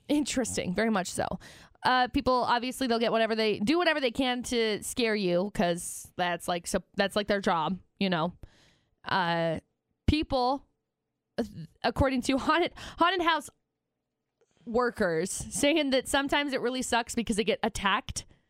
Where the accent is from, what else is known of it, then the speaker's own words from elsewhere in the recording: Logan, Utah, United States; also born or lived in Tremonton, Utah; I grew up in Tremont and I grew up in, like, Logan